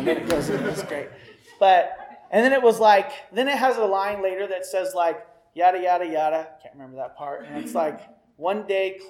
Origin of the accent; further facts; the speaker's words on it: Missouri, United States; moved away as an adult; also born or lived in Riverside, California; I came from Beaver Cleaverville, guys, Missouri. My family life was good.